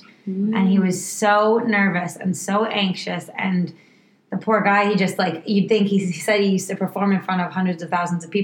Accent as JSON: {"language": "English", "town": "Woburn", "region": "Massachusetts", "country": "United States", "moved": "yes", "said": "I am from Boston originally. Woburn, actually"}